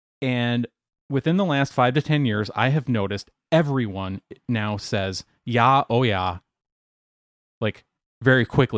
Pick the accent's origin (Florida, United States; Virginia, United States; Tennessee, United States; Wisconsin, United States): Wisconsin, United States; Racine; also born or lived in Minnesota; now in Atlanta, United States; And like I said, my sister and I grew up in Racine.